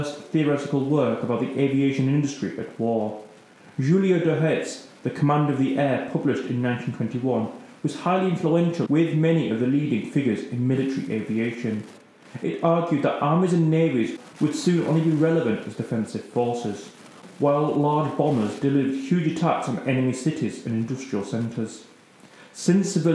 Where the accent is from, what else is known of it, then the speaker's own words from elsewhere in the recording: United Kingdom; being British